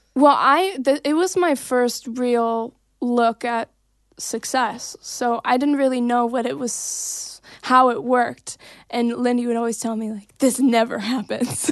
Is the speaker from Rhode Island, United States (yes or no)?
no; Santa Clarita, California, United States; born or raised there; also born or lived in Davenport, Iowa